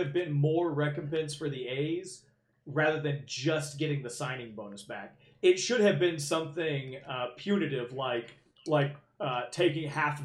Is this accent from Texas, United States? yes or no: no; Norman, Oklahoma, United States; Totally different feel in the 90s growing up in Norman